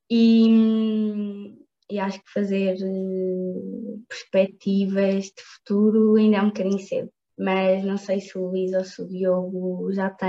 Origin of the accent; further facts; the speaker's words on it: Sines, Setúbal, Portugal; mesmo a mim, que eu sou de Sines